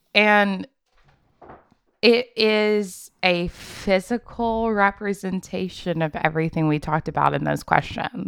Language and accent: English; Memphis, Tennessee, United States; now in Charlotte, United States; I want to go to Memphis with her. That's my hometown